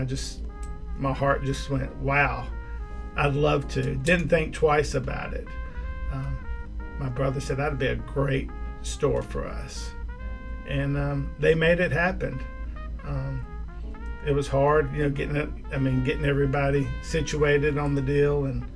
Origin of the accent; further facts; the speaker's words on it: Birmingham, Alabama, United States; I was born in the UAB Hospital, South Highlands. I grew up on South Side.